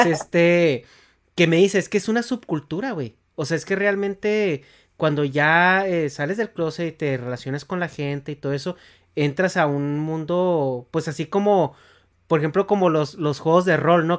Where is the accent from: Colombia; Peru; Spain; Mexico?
Mexico; Chihuahua; yo soy de Chihuahua